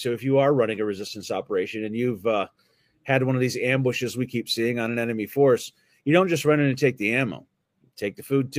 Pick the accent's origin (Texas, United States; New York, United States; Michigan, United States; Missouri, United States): Michigan, United States; I'm from Michigan.